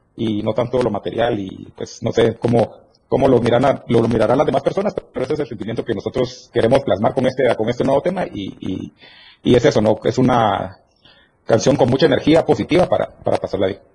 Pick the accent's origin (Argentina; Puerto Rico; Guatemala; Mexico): Guatemala; Petén; now in Guatemala City, Guatemala; Somos del norte del país. Somos de Petén, pero ya radicamos todos en la ciudad.